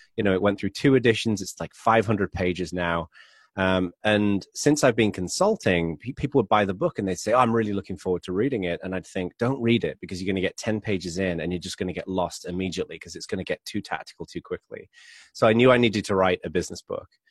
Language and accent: English; England, United Kingdom; accent: English; moved away as an adult; now in United States; I'm originally from England, but I've been living in America for about twelve years